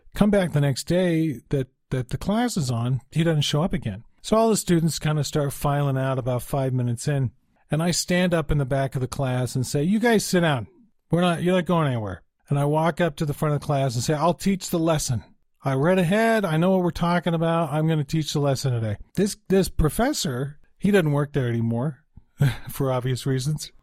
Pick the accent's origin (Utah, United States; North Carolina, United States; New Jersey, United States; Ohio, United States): Utah, United States; also born or lived in Salt Lake City, Utah / Cedar City, Utah; I'm from Utah, so I'm living in Salt Lake at the time